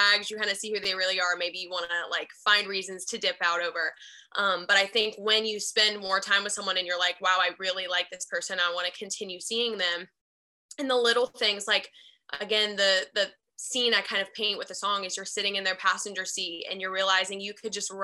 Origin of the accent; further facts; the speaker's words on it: Charlotte, North Carolina, United States; now in Nashville, United States; I'm from Charlotte, North Carolina